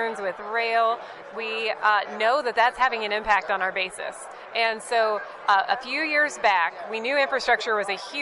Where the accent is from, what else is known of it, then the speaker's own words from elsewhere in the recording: Missouri, United States; I'm from Missouri